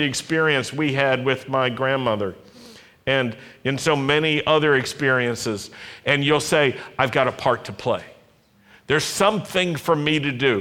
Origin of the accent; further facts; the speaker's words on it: Roanoke, Virginia, United States; When I was a young Jewish lad growing up in Roanoke, Virginia in the 50s and 60s